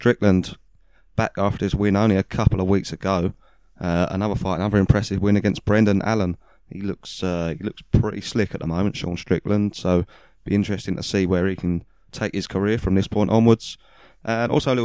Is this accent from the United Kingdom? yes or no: yes; United Kingdom; we're not from Wales, but we'll claim it. We're from the UK.